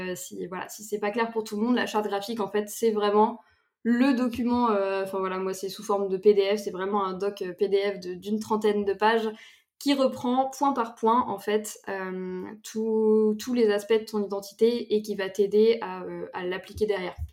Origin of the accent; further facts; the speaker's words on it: between Nantes and Angers, Pays de la Loire, France; moved away as an adult; also born or lived in Bordeaux; j'habite du coup entre Nantes et Angers